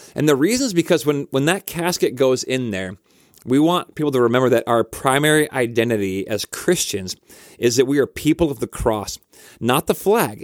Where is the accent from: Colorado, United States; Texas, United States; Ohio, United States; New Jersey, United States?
Colorado, United States; Denver; now in Elk River, United States; I grew up in Denver, Colorado, and I love Denver